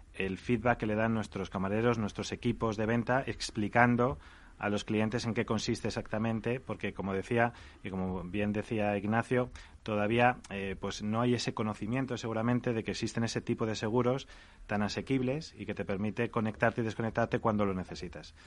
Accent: Salamanca, Castile and León, Spain; hemos abierto ya en Salamanca, que es mi tierra

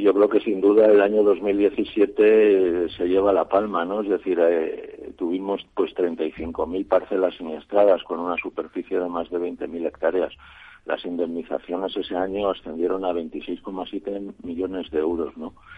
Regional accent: Extremadura, Spain; moved away; yo que soy extremeño

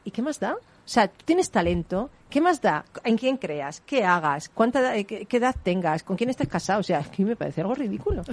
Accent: Spain; soy española

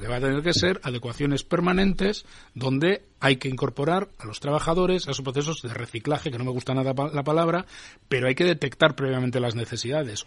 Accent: Basque Country, Spain; Yo vengo de Euskadi

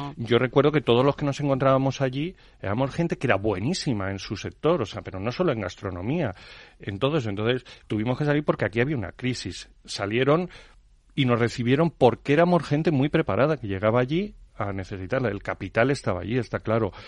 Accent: Madrid, Community of Madrid, Spain; Madrid hemos sido muy castizos durante muchos años

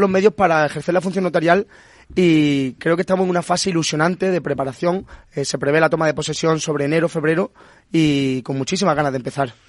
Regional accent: Punta Umbría, Andalusia, Spain; moved away as an adult; also born or lived in Madrid; yo soy de Punta Umbría, de Huelva

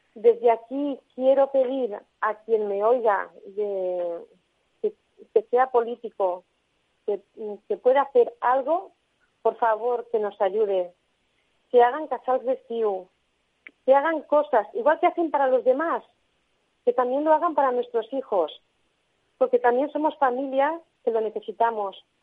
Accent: Tarragona, Catalonia, Spain; aquí en, Tarragona, porque nosotros somos de Tarragona

